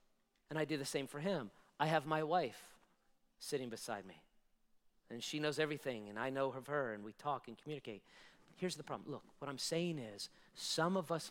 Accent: United States; American citizens like I am, I was born and raised here

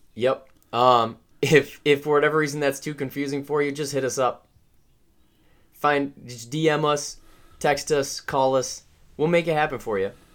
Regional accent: Midwest, United States; Trent and I come from the Midwest

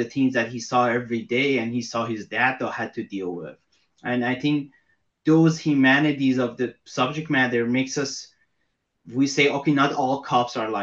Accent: Iran; now in United States; I'm from Iran

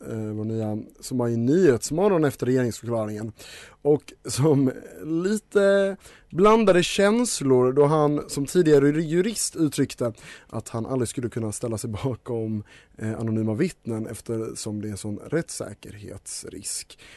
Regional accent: Denmark; also born or lived in Scotland, United Kingdom; då jag typ är dansk och Eh, lite på det spåret så när jag var liten bodde jag i Skottland så därför tänker jag att brittisk inrikespolitik är min inrikespolitik.

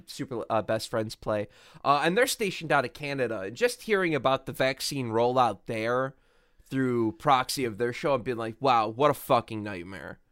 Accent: United States; as an American

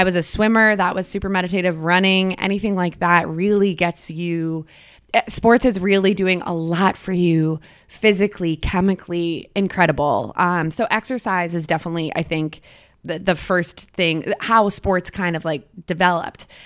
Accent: Boston, Massachusetts, United States; I'm from Boston, Titletown

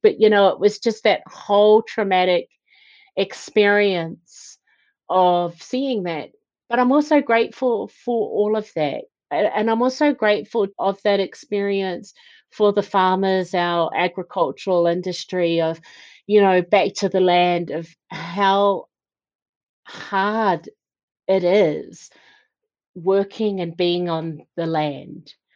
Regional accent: New Zealand; I was born and bred in New Zealand

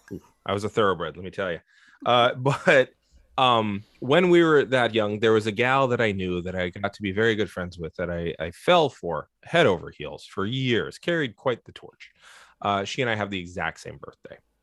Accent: San Francisco, California, United States; I grew up in San Francisco

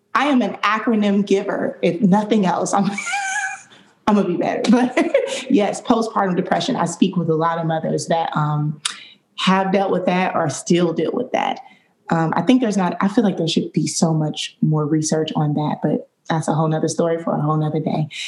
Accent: Detroit, Michigan, United States; now in Jacksonville, United States; I grew up in Detroit, Michigan

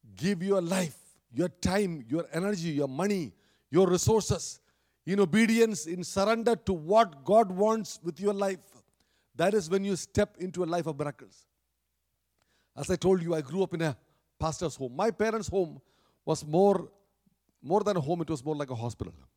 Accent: Kerala, India; moved away; in India, especially where I came, where I grew up in Kerala down south

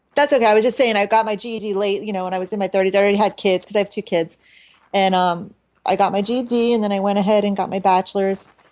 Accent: Hollywood, Florida, United States; also born or lived in Philadelphia, Pennsylvania; I was there from when I was about 12 years old

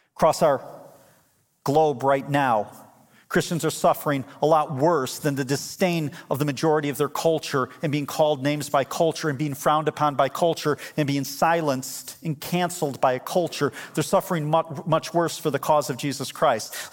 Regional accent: United States; As American believers

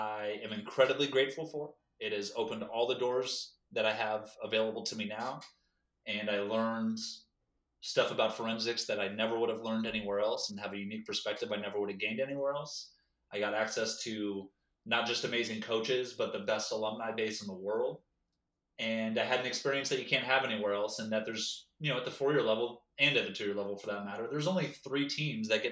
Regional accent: California, United States; also born or lived in Peoria, Illinois; I'm from California

